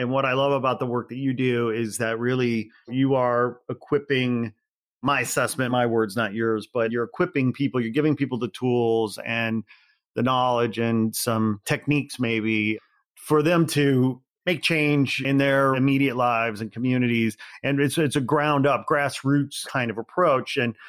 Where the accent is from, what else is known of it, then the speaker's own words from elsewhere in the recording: Midwest, United States; And as we've already said, we're from the Midwest. My parents live in Northwest Indiana. I had traveled back to Chicago. I come back home often.